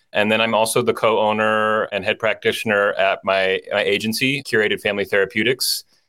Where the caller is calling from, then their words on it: Los Angeles, California, United States; I'm in Los Angeles today.